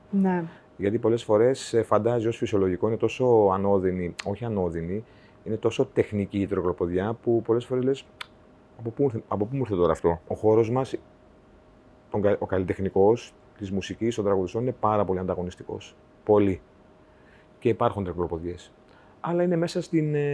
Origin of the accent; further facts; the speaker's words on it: Cherso, Central Macedonia, Greece; Κάθε φορά που φτάνω στο χωριό μου και διαβάζω την πινακίδα ε, που λέει Καλώ ήρθατε στο, στο Χέρσο. Ε, κάτι παθαίνω, ρε